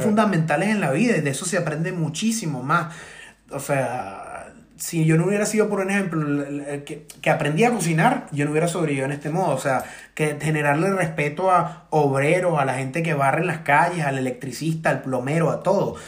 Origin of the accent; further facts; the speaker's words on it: Venezuela; moved away as an adult; also born or lived in Ireland; now in London, United Kingdom; uno desde acá como venezolano está, está aguantando prácticamente con otro alquiler la familia en Venezuela